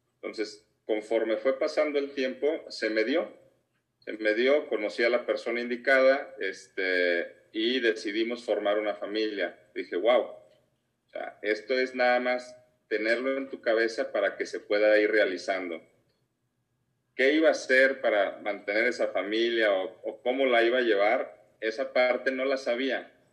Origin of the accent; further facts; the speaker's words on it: Guadalajara, Jalisco, Mexico; soy de aquí, de Guadalajara